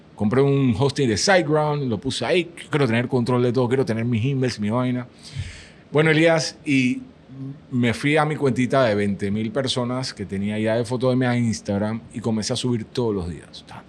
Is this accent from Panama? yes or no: yes; Panama; puse una bandera de Panamá en la foto de perfil y dije, soy panameño.